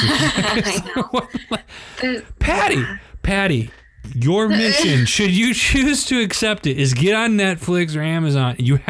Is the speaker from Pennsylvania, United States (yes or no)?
no; Flint, Michigan, United States; And we had an old school theater, in my hometown, like really old school.